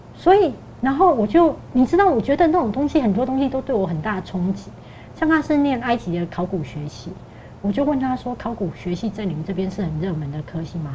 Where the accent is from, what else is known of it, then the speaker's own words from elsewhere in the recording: Taiwan; 我们台湾人